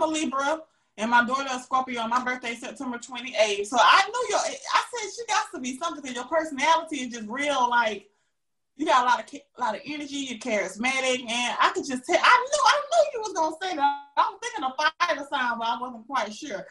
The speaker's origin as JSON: {"language": "English", "town": "Augusta", "region": "Georgia", "country": "United States", "tie": "born or raised there", "moved": "as an adult", "lives_now": "Atlanta, United States", "said": "I'm from Augusta, Georgia."}